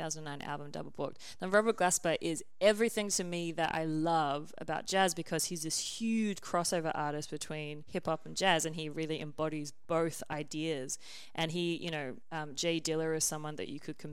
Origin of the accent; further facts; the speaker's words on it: Australia; I'm Australian